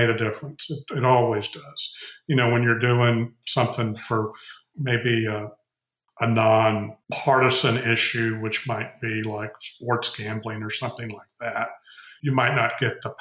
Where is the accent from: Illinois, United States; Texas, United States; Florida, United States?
Texas, United States; being a Texan